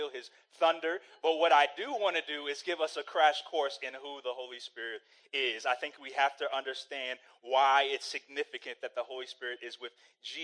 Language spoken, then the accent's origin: English; Saudi Arabia; moved away; I grew up in Saudi Arabia